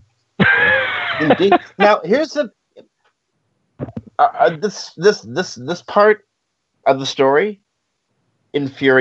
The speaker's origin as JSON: {"language": "English", "country": "Canada", "said": "I'm Canadian."}